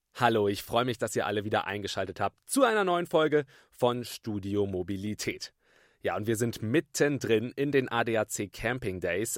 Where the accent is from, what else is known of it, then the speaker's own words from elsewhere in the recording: Bremen, Germany; ich komme aus Bremen direkt